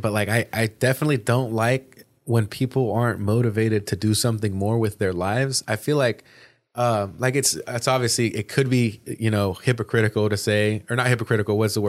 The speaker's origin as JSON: {"language": "English", "region": "California", "country": "United States", "said": "I made a decision to leave, because I'm from the Bay Area, you know, originally, like North Bay."}